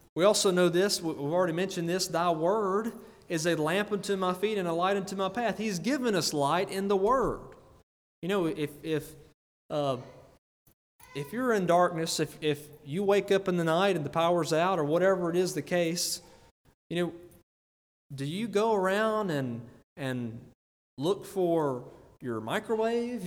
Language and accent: English; United States; I'm from Greene County